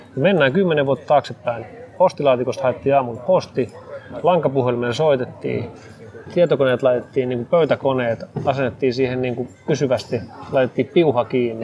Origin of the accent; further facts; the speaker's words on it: Espoo, Uusimaa, Finland; mä oon itse paikallisia täältä, mä Espoosta, Espoosta kotoisin